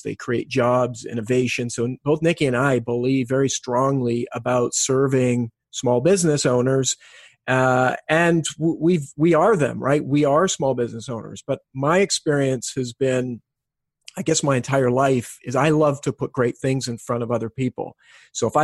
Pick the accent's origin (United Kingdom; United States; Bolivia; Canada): Canada; West Coast of Canada; moved away as an adult; also born or lived in Australia; born and raised in Canada from the West Coast